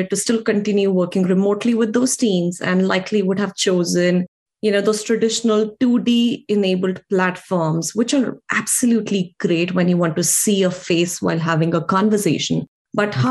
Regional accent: India; now in United States; I am an Indian origin immigrant living and working here in the US

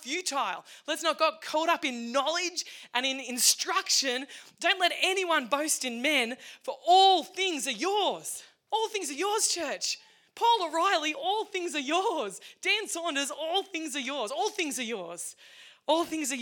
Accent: Cowra, New South Wales, Australia; from Bennett Springs, Cowra, Reed's Flat Road

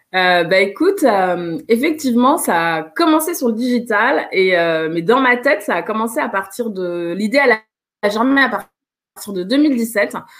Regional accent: Paris, Île-de-France, France; je suis originaire euh, de, Guinée, je suis née à Paris, j'ai toujours vécu en France

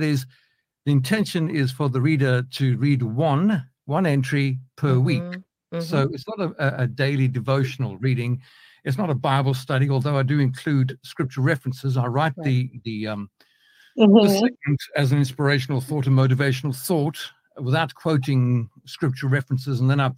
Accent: Johannesburg, Gauteng, South Africa; now in United Kingdom; I wasn't born in Britain. I was born in South Africa, so you might pick up a bit of a mix in the accent over here. Born in Johannesburg, South Africa, quite a few years ago, I'll add. We moved to the UK in 1996

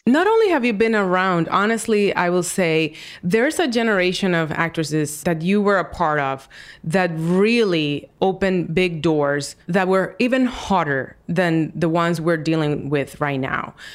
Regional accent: Dominican Republic; moved away; I was a kid in Dominican Republic

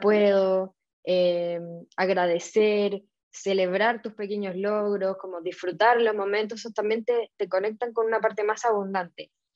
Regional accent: Chile; yo soy chilena

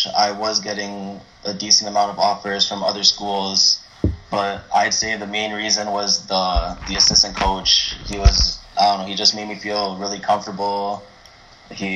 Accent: Mississauga, Ontario, Canada; I'm Canadian

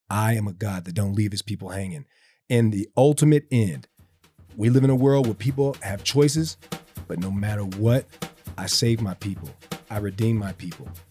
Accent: the South, United States; me growing up in the South

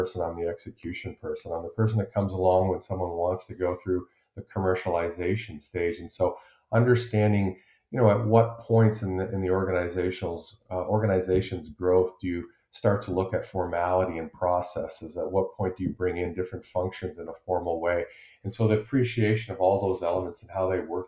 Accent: Eastern Canada, Canada; also born or lived in Sherwood Park, Alberta / Edmonton, Alberta; now in Calgary, Canada; I grew up in Eastern Canada and moved out west to Sherwood Park, just outside Edmonton. With a family, my dad took a transfer west

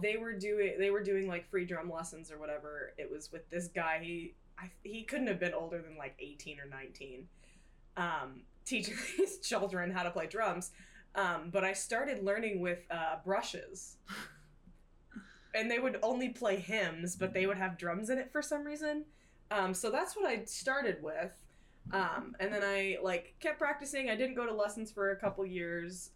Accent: Tulsa area, Oklahoma, United States; I am from the Tulsa area, a little outside of Tulsa

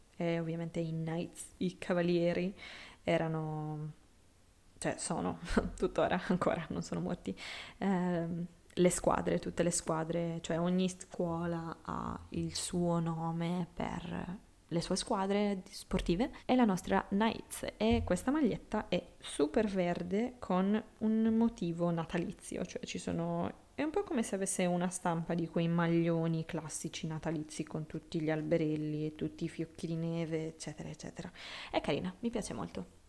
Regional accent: Sardinia, Italy; moved away; il mio paese in Sardegna

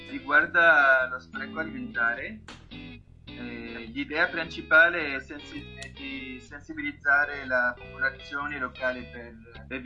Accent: La Marsa, Tunis Governorate, Tunisia; Italian is a second language; moved away as an adult; now in Italy; ho 20, 28 anni, sono tunisino, e vengo dalla capitale Tunisi. Il, il, nome della mia città è La Marsa ed è un posto bellissimo vicino alla costa mediterranea

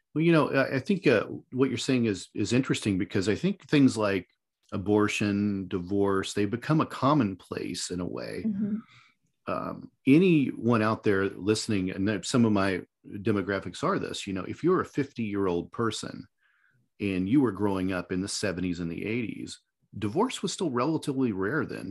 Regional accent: Indiana, United States; Indiana, my home state

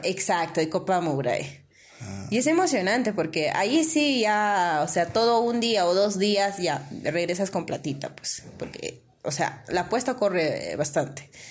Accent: San José de Ticllas, Ayacucho, Peru; ya pues con mis abuelos crecí y ellos son de allá y yo también me, identifico del valle, ¿no? Ah. San José de Titas

